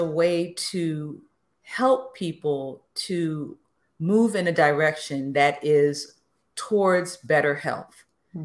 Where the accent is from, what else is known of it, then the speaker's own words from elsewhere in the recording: New York City, New York, United States; I grew up in the Bronx and went to basically public school my entire life.